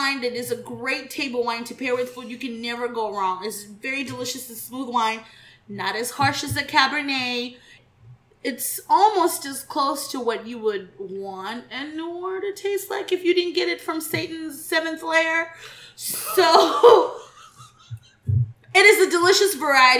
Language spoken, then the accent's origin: English; Texas, United States; we take deep pride in the state of Texas, and we support Texas vineyards and wineries much more because it is home turf